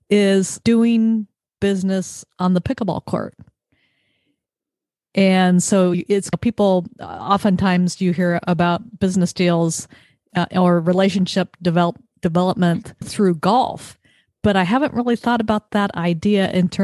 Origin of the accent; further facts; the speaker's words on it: California, United States; growing up in California